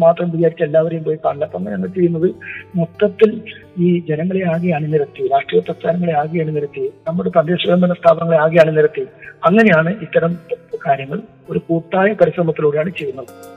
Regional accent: Uduma constituency, Kerala, India; എൻ്റെ സ്വന്തം നാടാണ് ഞാൻ ജനിച്ചത് വളർന്നത് പഠിച്ചത്

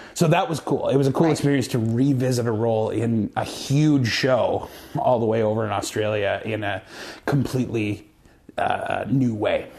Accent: Moose Jaw, Saskatchewan, Canada; moved away; growing up in Moose Jaw and having been to Regina a bunch of times

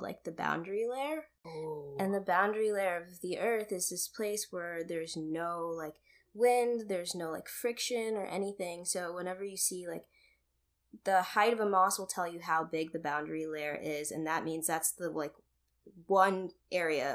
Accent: United States; born or raised there; also born or lived in Kenya

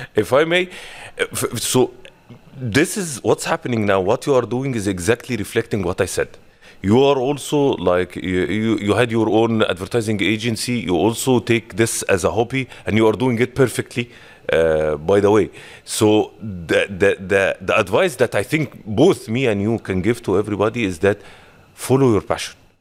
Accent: Egypt; moved away as an adult; now in Dubai, United Arab Emirates; Originally, I'm from Egypt.

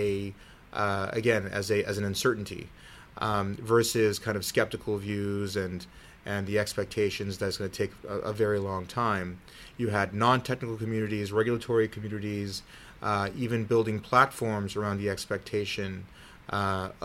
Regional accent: Silicon Valley, California, United States; I grew up in Silicon Valley with a dad who was a big science fiction fan

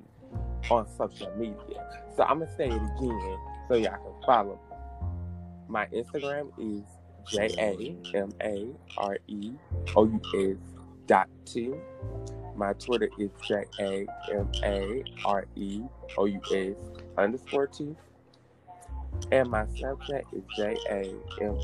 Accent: Columbia, United States; I'm from Columbia

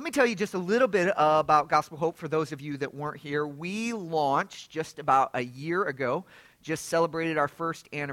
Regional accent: Lafayette, Indiana, United States; now in Atlanta, United States; I was born in Lafayette. My folks are Purdue graduates. We lived on the south side of the city

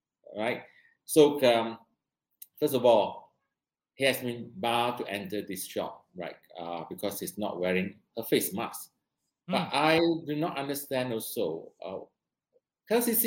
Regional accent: Malaysia; I'm a Malaysian, I'm born here

